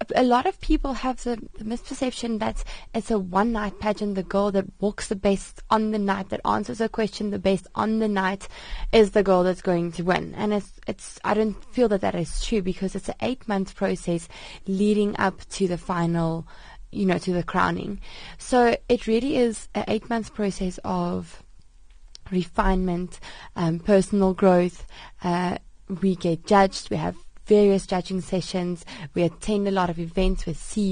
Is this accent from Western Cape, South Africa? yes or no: yes; Sedgefield, Western Cape, South Africa; I'm South African